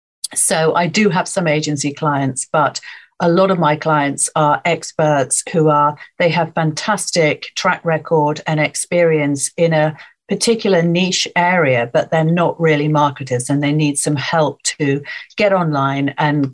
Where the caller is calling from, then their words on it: Rickmansworth, East of England, United Kingdom; So I'm in Rickmansworth, which is more or less on the M25 Northwest London. So it's South Hertfordshire, just outside London.